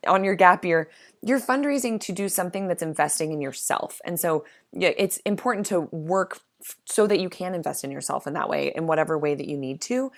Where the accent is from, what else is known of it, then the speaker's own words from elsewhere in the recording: Midwest, United States; I'm from the Midwest